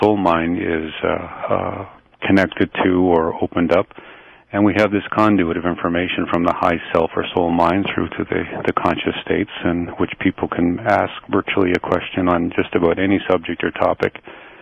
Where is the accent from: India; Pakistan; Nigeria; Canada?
Canada; London, Ontario; London, where I'm from here, my hometown